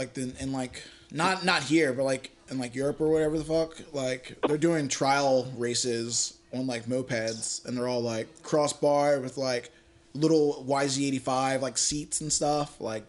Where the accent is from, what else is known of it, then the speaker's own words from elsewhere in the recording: Virginia, United States; I'm from Virginia.